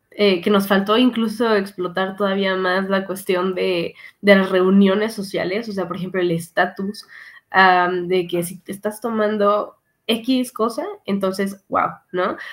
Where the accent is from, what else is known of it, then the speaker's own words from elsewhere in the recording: Mexico; Como mexicanos